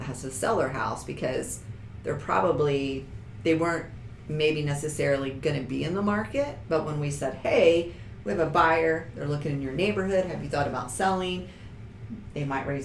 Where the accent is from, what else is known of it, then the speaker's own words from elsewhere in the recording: Henry County, Indiana, United States; I grew up in Henry County